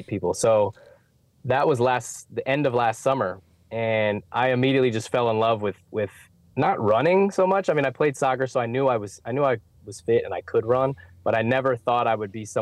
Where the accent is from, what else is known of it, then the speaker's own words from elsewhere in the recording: Northern Virginia, United States; moved away as an adult; now in Charlotte, United States; I'm from Northern Virginia, played soccer my whole life, went to George Mason University.